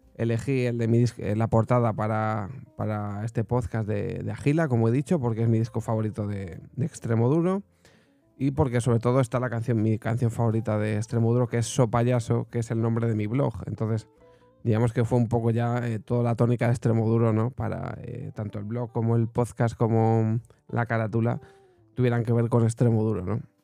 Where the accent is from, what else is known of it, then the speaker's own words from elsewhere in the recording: Segovia, Castile and León, Spain; yo soy de Segovia